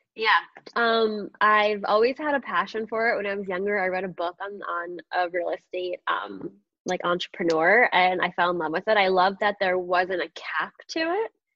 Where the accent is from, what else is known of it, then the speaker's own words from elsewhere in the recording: Long Island, New York, United States; also born or lived in Astoria, Queens, New York; I was born in Astoria, Queens, um, which is like just outside of New York City. And then I moved, my parents, my family moved to Long Island. So I was always a New York girl. Um, definitely grew up on Long Island my, my, entire childhood.